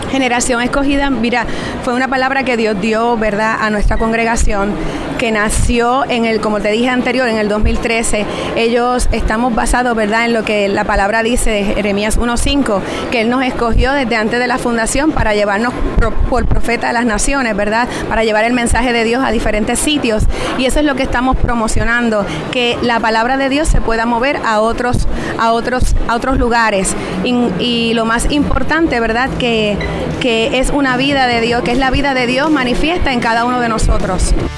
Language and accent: Spanish; Bayamón, Puerto Rico; venimos desde Puerto Rico, de la ciudad de Bayamón, Puerto Rico